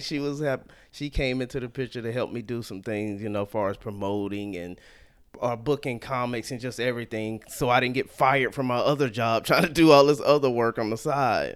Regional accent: Salisbury, North Carolina, United States; moved away as an adult; also born or lived in Atlanta; now in Sacramento, United States; I grew up in a small town called Salisbury, North Carolina

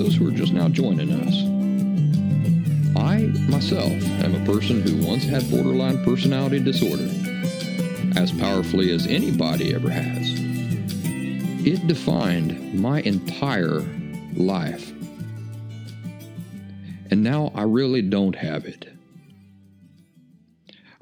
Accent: Appalachia, United States; moved away; also born or lived in Philadelphia; my style of life of growing up in the Appalachian woods

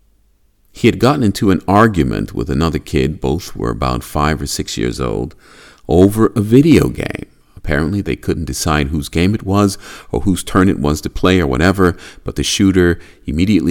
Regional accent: United States; now in Japan; I was born in America, land of the free

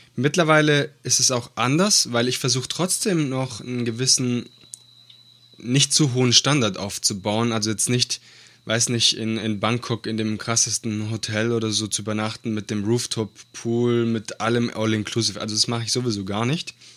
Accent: Italy; moved away; Ich bin ja äh, gebürtiger Italiener

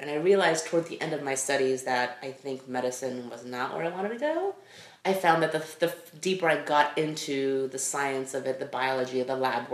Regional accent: Los Angeles, California, United States; also born or lived in Taiwan; I grew up

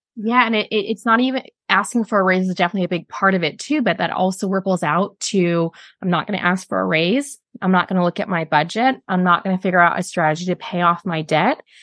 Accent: Chicago, Illinois, United States; moved away as an adult; now in Sydney, Australia; I'm from Chicago

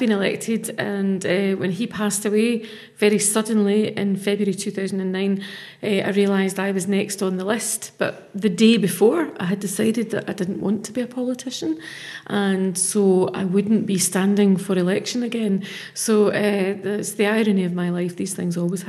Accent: Greenock, Scotland, United Kingdom; moved away as an adult; now in Glasgow, United Kingdom; I'm originally from Greenock. I've lived in Glasgow for 30 years, though

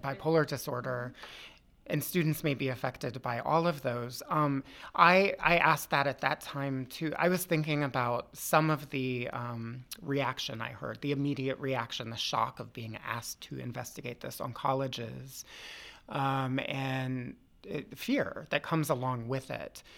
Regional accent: Loudoun County, Northern Virginia, United States; I grew up in Northern Virginia, too, in Loudoun County.

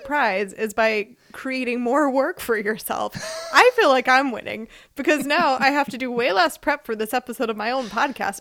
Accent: Philadelphia, Pennsylvania, United States; moved away as an adult; now in Freiburg, Germany; I am from Philadelphia, Pennsylvania, in the U S. I currently live in Freiburg, Germany

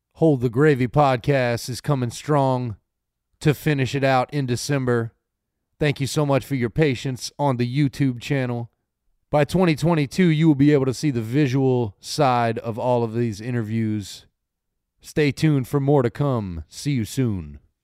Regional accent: Louisiana, United States; I'm born and raised in Louisiana

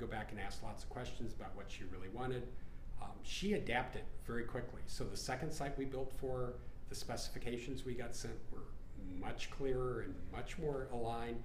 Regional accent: Colorado, United States; It's my hometown.

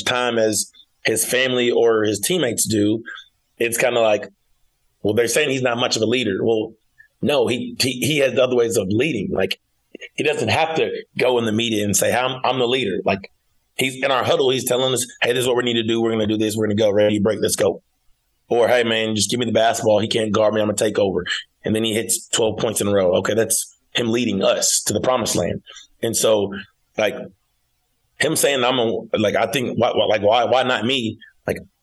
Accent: Fayetteville, Arkansas, United States; I'm from Fayetteville, Arkansas. Went to Fayetteville High School, went to the University of Arkansas, which is in Fayetteville, and now coaching at the University of Arkansas.

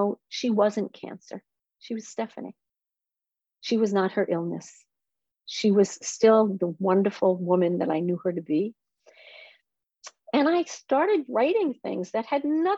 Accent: Israel; I am from Israel

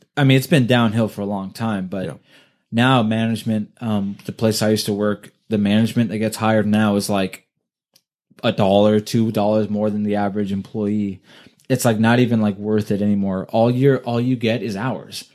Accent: Thousand Oaks, California, United States; also born or lived in Ventura, California / Oxnard, California; lived in Thousand Oaks like okay. my whole life

